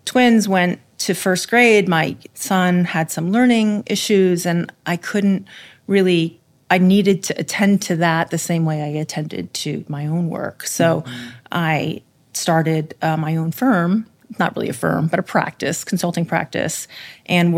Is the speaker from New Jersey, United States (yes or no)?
yes; New Jersey, United States; grew up in New Jersey